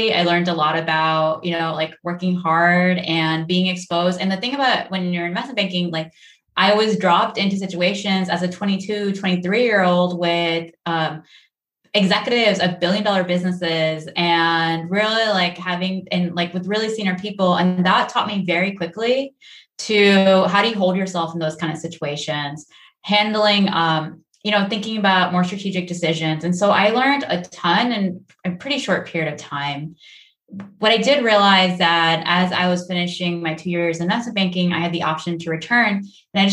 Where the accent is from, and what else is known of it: Silicon Valley, California, United States; born or raised there; also born or lived in India